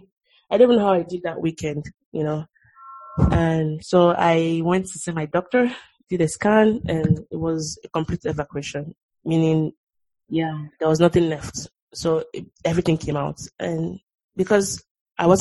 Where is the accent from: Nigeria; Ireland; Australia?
Nigeria; moved away; growing up in Nigeria and there's like on those corrugated roofs and the rain is like pelting really hard